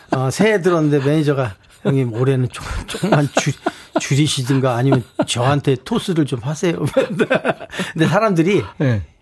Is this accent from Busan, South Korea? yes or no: no; Pyeongtaek, Gyeonggi Province, South Korea; 제가 평택입니다.